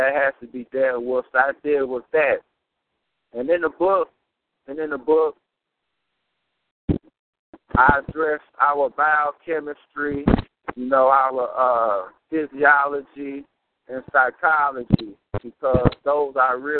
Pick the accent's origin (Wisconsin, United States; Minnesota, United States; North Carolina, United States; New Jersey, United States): Minnesota, United States; St. Paul; moved away as an adult; also born or lived in Mississippi; I'm born and raised in St. Paul, Minnesota